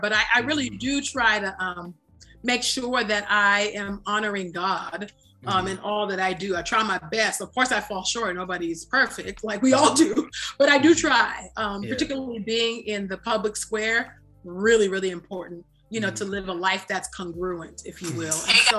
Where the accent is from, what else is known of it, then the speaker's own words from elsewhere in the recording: Nigeria; And maybe that's just because I'm like Nigerian and I don't know.